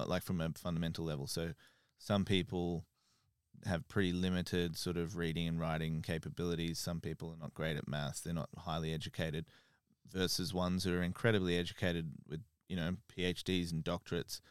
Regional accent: Australia; now in United Kingdom

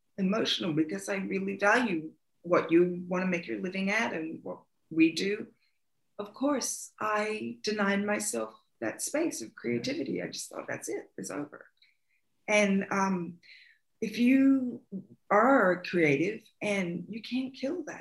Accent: Australia; now in United States; I am Australian too

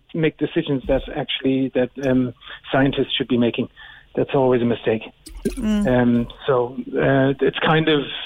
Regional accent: Cork, Munster, Ireland; accent: Cork; moved away as an adult; now in Berlin, Germany

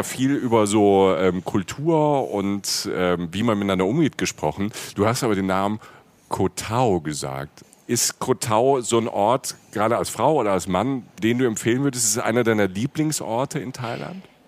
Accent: Germany; als Deutscher

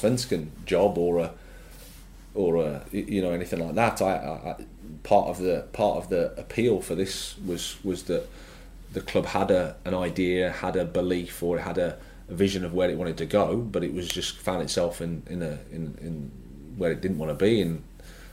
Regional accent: Birmingham, West Midlands, United Kingdom; moved away as an adult; It was great as my hometown club

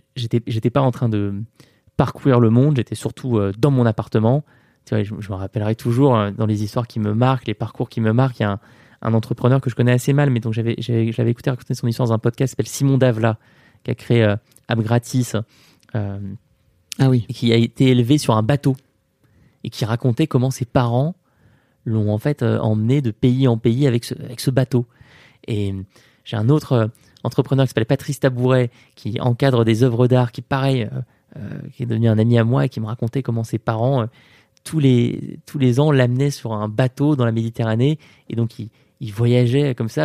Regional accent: Paris, Île-de-France, France; du 24 rue de Condé, euh, là où j'ai grandi

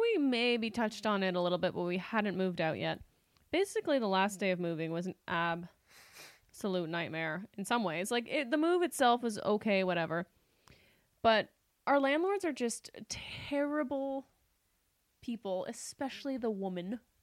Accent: Canada; moved away as an adult; now in Los Angeles, United States; we were Canadian, we were Canadian, we are Canadian. We didn't have credit when we arrived

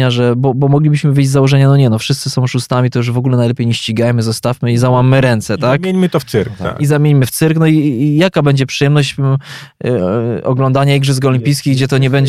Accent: Poland

